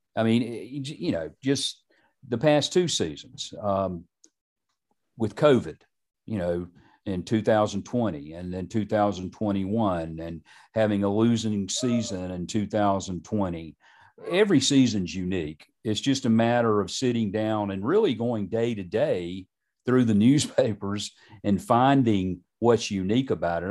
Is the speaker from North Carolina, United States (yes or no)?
yes; Charlotte, North Carolina, United States; I grew up in Charlotte.